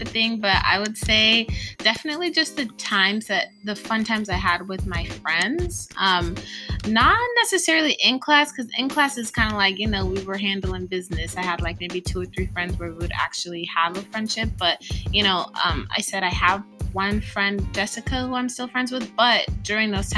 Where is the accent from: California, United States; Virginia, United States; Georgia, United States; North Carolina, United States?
California, United States; Pasadena; born or raised there; also born or lived in Kenya / Davis, California; now in Roseville, United States